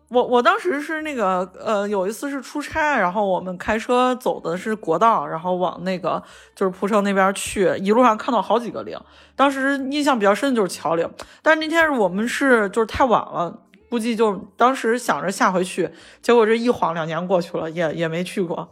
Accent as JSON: {"language": "Chinese", "region": "Shaanxi", "country": "China", "accent": "Shaanxi", "said": "说的是陕西话，就是我们陕西这边口音"}